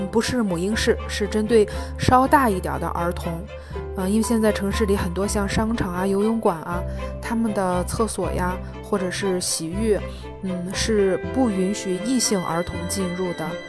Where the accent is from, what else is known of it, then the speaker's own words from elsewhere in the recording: Jinan, Shandong, China; 我是来自济南的妈妈